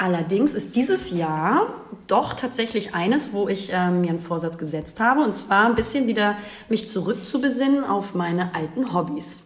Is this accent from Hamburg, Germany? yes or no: yes; Hamburg, Germany; ich bin in Hamburg geboren, wohne hier auch